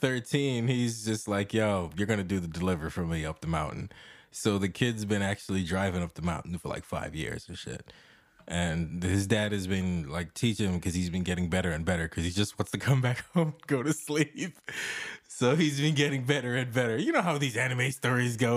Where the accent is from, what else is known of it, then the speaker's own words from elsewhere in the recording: Jamaica; the whole time when I was growing up in Jamaica